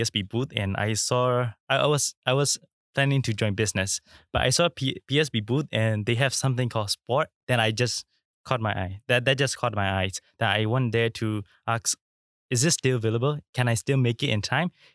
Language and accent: English; Myanmar; now in Singapore; I'm from Myanmar